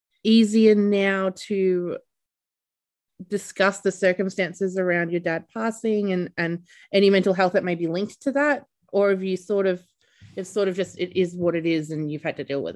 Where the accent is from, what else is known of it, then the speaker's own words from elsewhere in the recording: Melbourne, Victoria, Australia; we're both from Melbourne